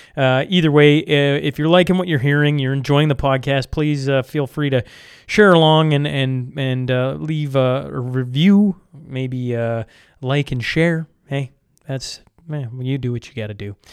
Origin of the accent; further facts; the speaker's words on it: Saskatchewan, Canada; I am born and raised in Saskatchewan